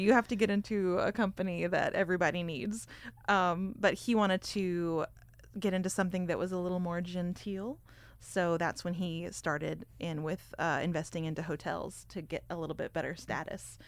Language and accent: English; Texas, United States; I grew up in Texas